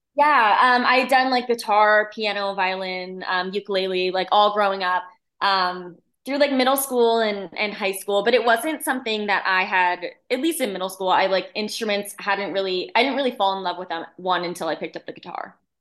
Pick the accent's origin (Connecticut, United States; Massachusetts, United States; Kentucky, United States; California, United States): Connecticut, United States; central; moved away as an adult; now in Nashville, United States; I grew up in, in central Connecticut